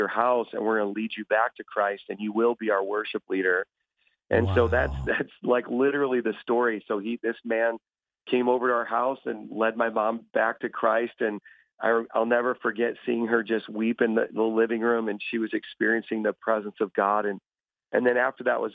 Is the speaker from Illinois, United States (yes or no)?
yes; Chicago, Illinois, United States; moved away as an adult; now in New York, United States; I'm originally from a South Chicago area